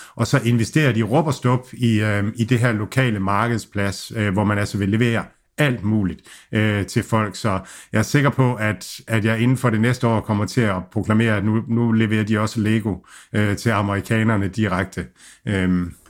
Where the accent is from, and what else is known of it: Denmark